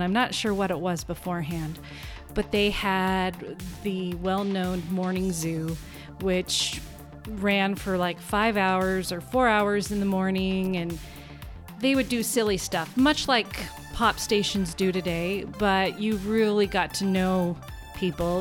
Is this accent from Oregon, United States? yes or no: yes; North Plains, Oregon, United States; also born or lived in Vancouver, Washington; now in Goldendale, United States; since I've grown up there